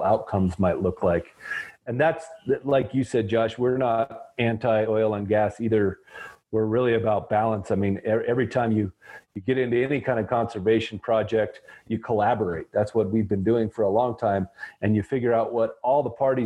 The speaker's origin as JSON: {"language": "English", "town": "Riverton", "region": "Wyoming", "country": "United States", "tie": "born or raised there", "said": "I grew up in Riverton, and my dad was a geologist"}